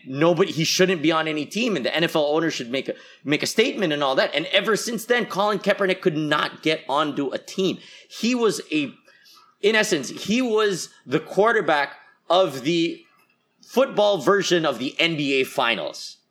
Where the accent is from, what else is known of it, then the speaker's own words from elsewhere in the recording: Philippines; as a Filipino